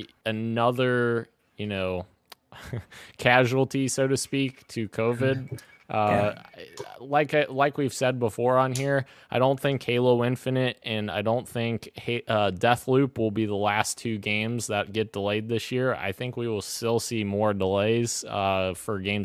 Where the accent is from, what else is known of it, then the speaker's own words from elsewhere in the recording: Kentucky, United States; my home state, Roro, Kentucky